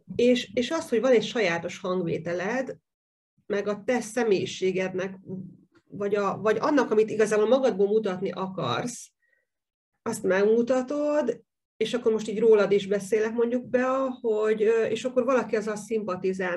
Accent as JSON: {"language": "Hungarian", "country": "Hungary", "said": "én is vidéki vagyok"}